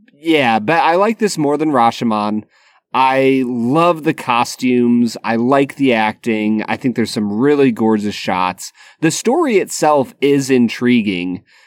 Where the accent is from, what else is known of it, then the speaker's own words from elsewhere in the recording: United States; as an American who does not speak Japanese